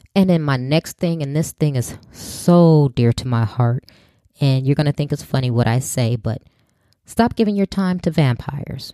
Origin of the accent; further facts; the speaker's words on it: Chicago, Illinois, United States; growing up in Chicago, I either had to walk or get on the bus